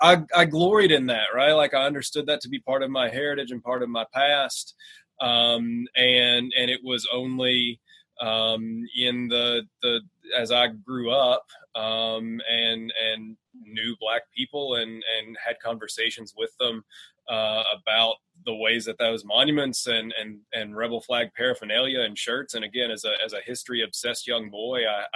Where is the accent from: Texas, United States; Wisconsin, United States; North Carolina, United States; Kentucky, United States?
Kentucky, United States; Trigg County, Western; I grew up in Trigg County